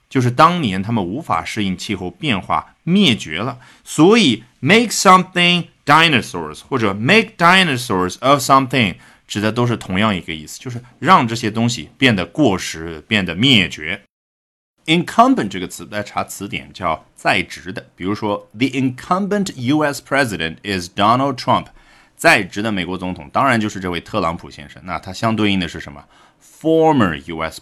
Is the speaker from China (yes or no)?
yes; China; 我们中国人俗称的叉五